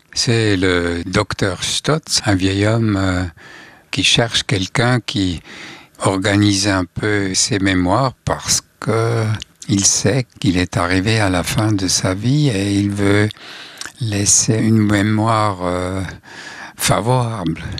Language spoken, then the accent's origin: French; Switzerland; accent: Swiss German; first language Swiss German; French is a second language; j'écris les, euh, chansons en suisse alémanique. Ça, c'est ma langue maternelle